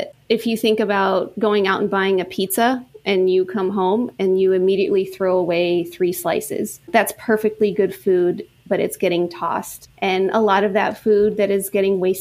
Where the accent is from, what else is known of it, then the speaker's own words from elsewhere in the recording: Hill Country, Central Texas, United States; now in Austin, United States; I'm from Central Texas. I grew up in the very rural hill country